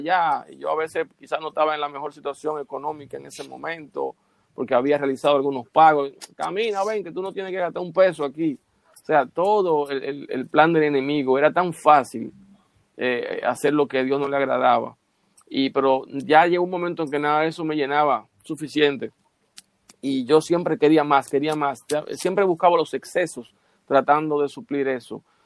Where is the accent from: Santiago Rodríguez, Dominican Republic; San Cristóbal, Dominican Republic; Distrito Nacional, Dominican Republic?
San Cristóbal, Dominican Republic; Bajos de Haina; yo nací en Bajos de Jaina